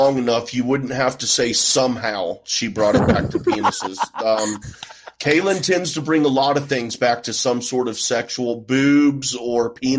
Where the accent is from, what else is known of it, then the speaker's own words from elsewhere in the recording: Texas, United States; I was raised in Texas, dude.